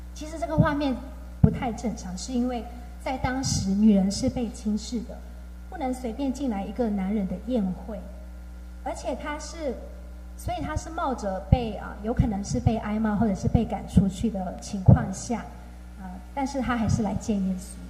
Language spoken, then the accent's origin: Chinese; Myanmar; now in Taiwan; 然后我是来自缅甸